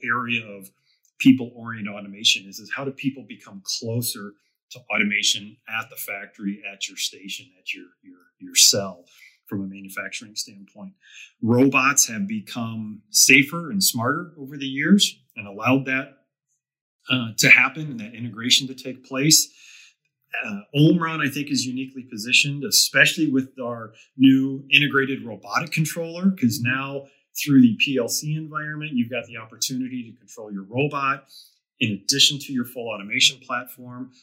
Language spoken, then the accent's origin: English; Delaware, United States; my hometown where I grew up